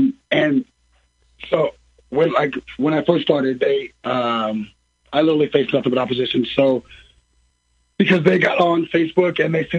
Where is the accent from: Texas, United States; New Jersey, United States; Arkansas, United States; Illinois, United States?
Illinois, United States; Taylorville; So I grew up in Taylorville, actually